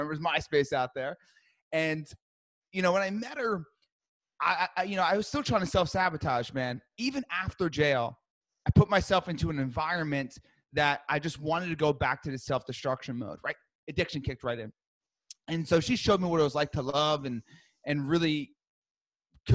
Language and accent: English; New Jersey, United States; I grew up in New Jersey